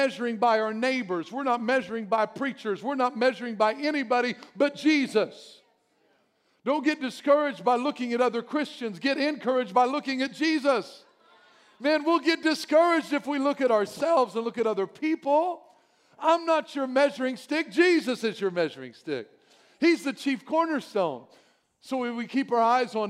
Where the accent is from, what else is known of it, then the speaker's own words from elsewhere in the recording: Albion, Illinois, United States; I'm from Albion, and we had our own brick-making place there. Our streets were all made with brick